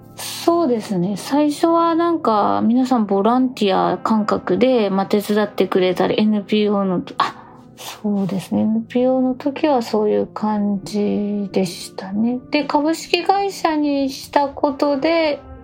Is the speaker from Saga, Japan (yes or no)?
yes; southernmost Saga Prefecture, Japan; also born or lived in Karatsu, Saga; 私の出身はあの佐賀県でいうと一番南なんですよ有明海があって